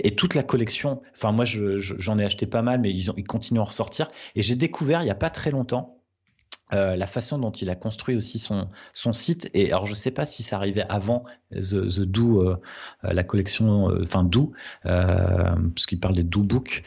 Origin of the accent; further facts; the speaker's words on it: Nord, Hauts-de-France, France; Je suis du Nord